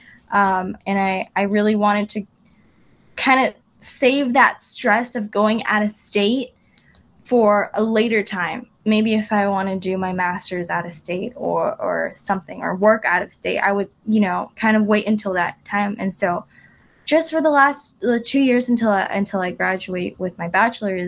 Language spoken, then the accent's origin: English; Irvine, California, United States; I grew up in Irvine